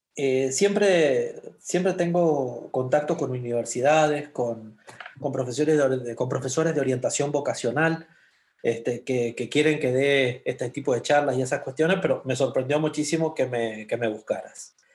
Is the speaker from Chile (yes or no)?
no; San Juan, Argentina; moved away as an adult; now in Sonora, Mexico; como buen argentino